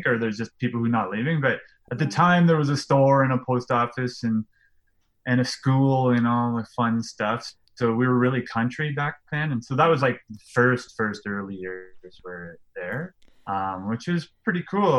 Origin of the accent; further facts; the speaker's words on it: Lloydminster, Canada; I grew up in Lloydminster, which is on the border of Alberta and Saskatchewan.